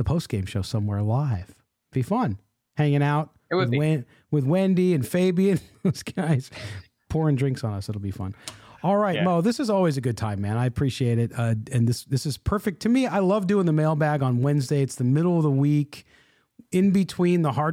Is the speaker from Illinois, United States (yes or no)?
yes; Chicago, Illinois, United States; moved away; growing up as a kid, we went to Chicago because I was from Chicago